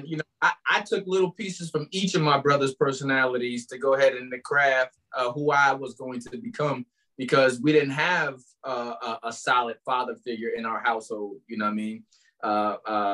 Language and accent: English; Albany, New York, United States; just a kid from Arbor Hill